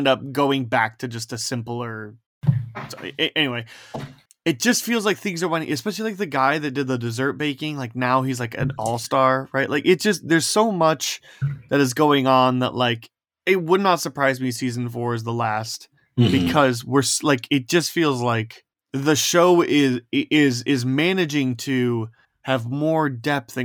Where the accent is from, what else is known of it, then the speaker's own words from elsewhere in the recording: near Chicago, Indiana, United States; now in Iowa, United States; I lived 30 minutes from downtown and where I grew up, but just in Indiana